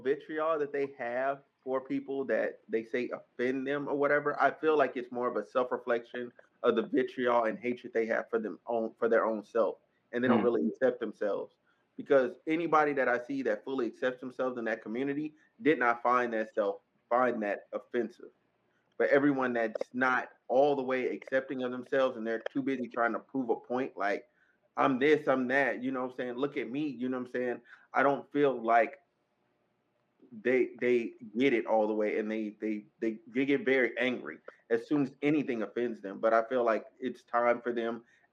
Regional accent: Arkansas, United States; I'm from Arkansas

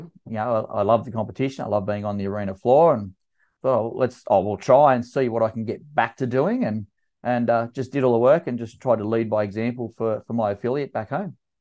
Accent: Canberra, Australian Capital Territory, Australia; my hometown in Canberra

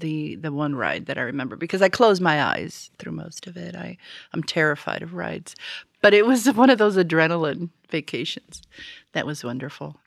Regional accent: Florida, United States; I'm from Florida, right? So, so I lived there, and I must have been eight or nine, maybe

